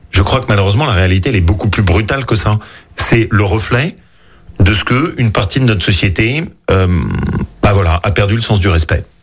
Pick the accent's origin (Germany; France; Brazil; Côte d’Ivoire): France; Lyon, Auvergne-Rhône-Alpes; also born or lived in Haute-Loire; je suis né à Lyon